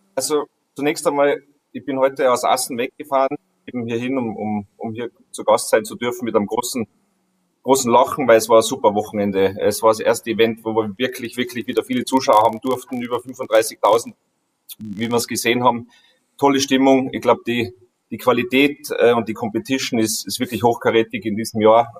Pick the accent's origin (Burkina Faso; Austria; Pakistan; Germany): Austria; bei uns in Österreich